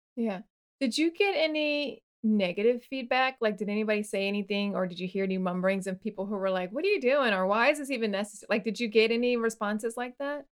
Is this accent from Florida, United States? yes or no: yes; Florida, United States; growing up in Florida